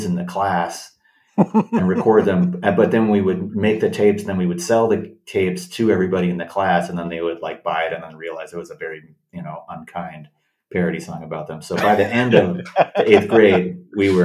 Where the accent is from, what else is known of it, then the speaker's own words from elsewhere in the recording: Los Angeles, California, United States; I grew up in Los Angeles, yeah, in the suburbs, in the valley.